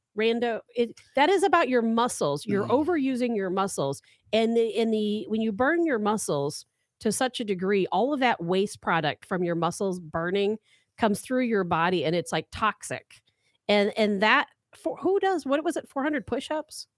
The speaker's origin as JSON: {"language": "English", "town": "St. Louis", "region": "Missouri", "country": "United States", "tie": "born or raised there", "also_born_or_lived": "Chicago, Illinois", "said": "I went to two different high schools because I moved from Chicago to St. Louis"}